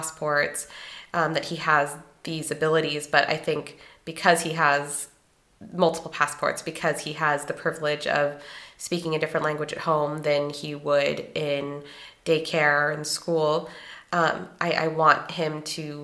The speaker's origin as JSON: {"language": "English", "country": "United States", "moved": "yes", "lives_now": "Germany", "said": "I'm also American"}